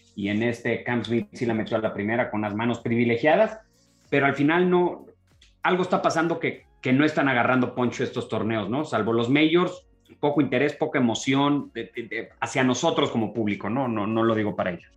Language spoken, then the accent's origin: Spanish; Mexico; como mexicanos